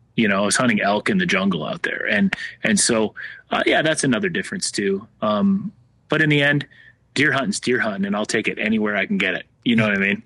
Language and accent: English; Minnesota, United States; moved away as an adult; now in Nashville, United States; I'm originally from Minnesota, and I, um, you know, growing up there, just watching the leaves turn